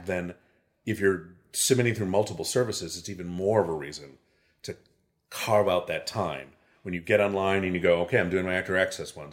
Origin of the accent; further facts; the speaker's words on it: Chicago, Illinois, United States; now in Los Angeles, United States; growing up in Chicago